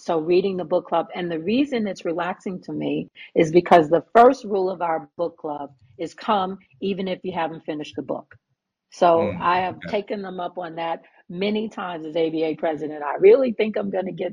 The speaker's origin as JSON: {"language": "English", "town": "New York City", "region": "New York", "country": "United States", "tie": "born or raised there", "said": "I was a New York City girl born and raised in Harlem"}